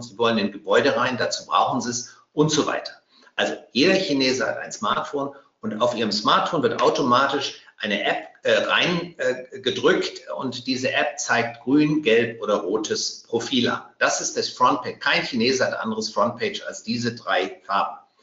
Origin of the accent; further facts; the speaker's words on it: Bavaria, Germany; als Bayer